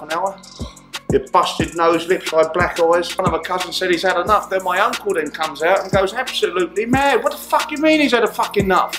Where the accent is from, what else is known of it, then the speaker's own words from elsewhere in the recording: London, United Kingdom; also born or lived in Isleworth / Portsmouth / Hillingdon; I'm from the London borough of Hounslow, so I was born in Isleworth